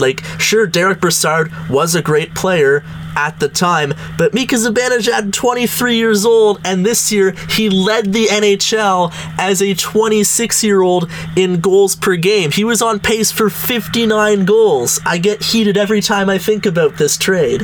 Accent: Gananoque, Ontario, Canada; we're both from Gananoque, only five thousand people

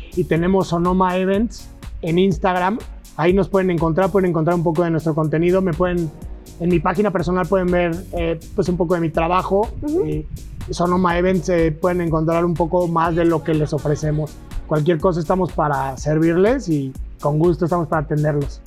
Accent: Querétaro, Mexico; Yo soy queretano

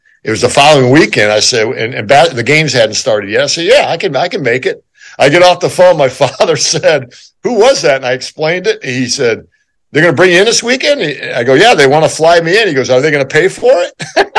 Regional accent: Wheaton, Illinois, United States; also born or lived in Norman, Oklahoma; But they moved up there, and I grew up in Wheaton, went to Wheaton North High School. But I grew up a Boomer Sooner now.

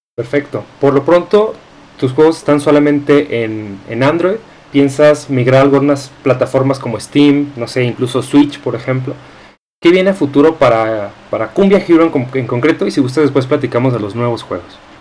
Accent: Mexico; nosotros como mexicanos

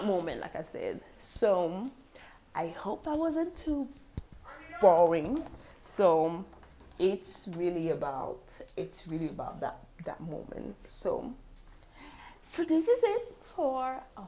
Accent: Cameroon; moved away; also born or lived in Korea; That's what made me move back to my home country, Cameroon

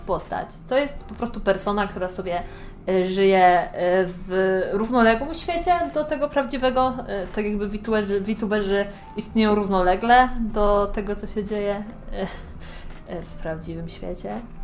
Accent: Poland; accent: Polish; zawsze mówię z polskim akcentem

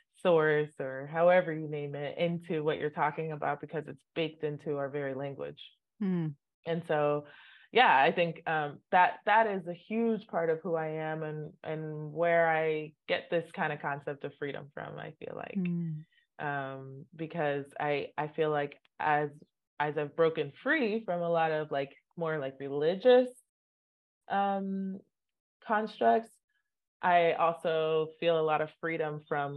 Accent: Nigeria; Both my parents are Catholic. Mm. So I grew up in the Catholic Church, and which is very common in Nigeria. It's a very dominant religion in Nigeria.

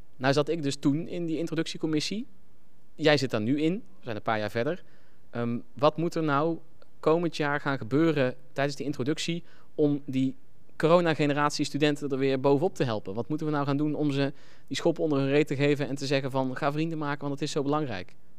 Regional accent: North Brabant, Netherlands; moved away; also born or lived in Nijmegen / Groningen; ik kom ook uit Brabant

